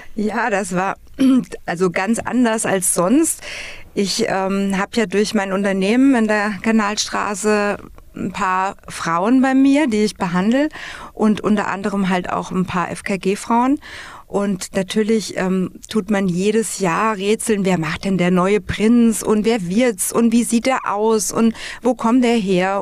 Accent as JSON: {"language": "German", "town": "Flieden", "region": "Hesse", "country": "Germany", "tie": "born or raised there", "said": "Ich bin im wunderschönen Flieden geboren, in dem Königreich, und bin sechsundvierzig Jahre"}